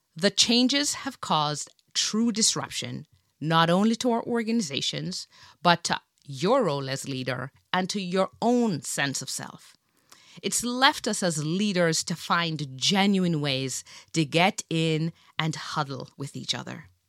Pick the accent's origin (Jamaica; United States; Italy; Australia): Jamaica; I grew up in Jamaica in the seventies